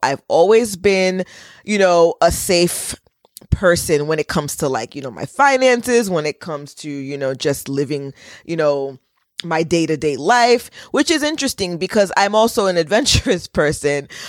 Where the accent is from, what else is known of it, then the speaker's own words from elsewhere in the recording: United States; I was born in America and went to, you know, public school